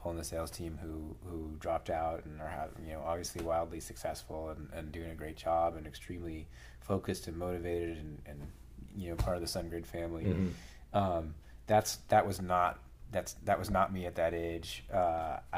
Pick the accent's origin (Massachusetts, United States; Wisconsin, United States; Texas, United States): Massachusetts, United States; Brookline; I grew up just outside of Boston, like an hour from Fenway Park in Brookline